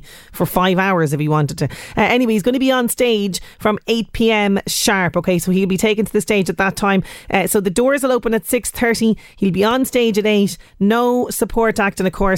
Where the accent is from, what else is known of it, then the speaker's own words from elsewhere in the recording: Ireland; as we Irish love to say, the grand stretch in the evening